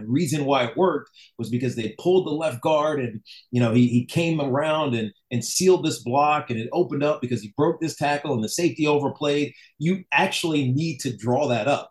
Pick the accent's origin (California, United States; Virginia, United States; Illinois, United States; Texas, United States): Virginia, United States; Roanoke; moved away; I was from Roanoke